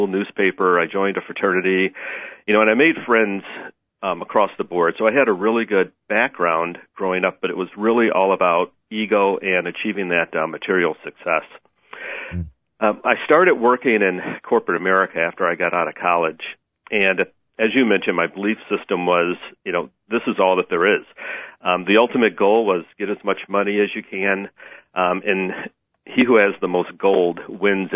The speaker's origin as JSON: {"language": "English", "town": "Chicago", "region": "Illinois", "country": "United States", "tie": "born or raised there", "said": "originally I'm from Chicago. That's where I was born and raised."}